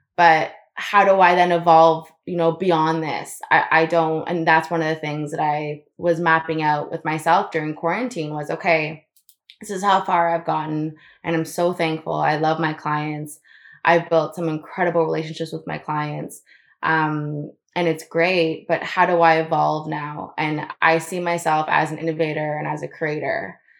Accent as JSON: {"language": "English", "region": "Florida", "country": "United States", "tie": "born or raised there", "said": "I grew up in Florida"}